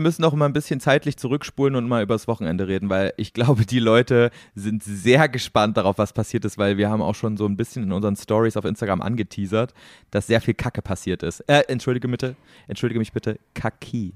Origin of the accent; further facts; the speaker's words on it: East Germany, Germany; Ich komme aus Ostdeutschland, da gab es keine Wurfzelte